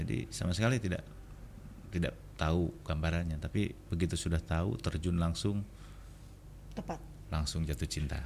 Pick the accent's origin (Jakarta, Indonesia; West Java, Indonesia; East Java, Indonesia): West Java, Indonesia; Bandung; moved away as an adult; now in Batam, Indonesia; Jadi memang saya orang Bandung asli.